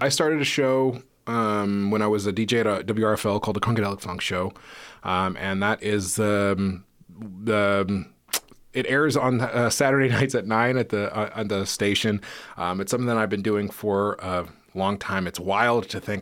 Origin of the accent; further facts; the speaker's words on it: Menlo Park, California, United States; moved away; I grew up in a city called Menlo Park, which is in the peninsula